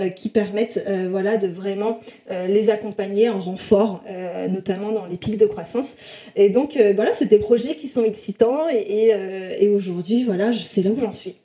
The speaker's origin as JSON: {"language": "French", "region": "south-west France", "country": "France", "said": "je viens du sud-ouest de la France, dans un tout petit village de 3000 habitants."}